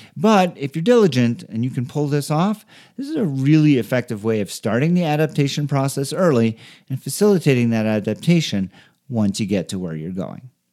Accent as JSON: {"language": "English", "country": "Canada", "moved": "yes", "lives_now": "Denver, United States", "said": "I am from Canada"}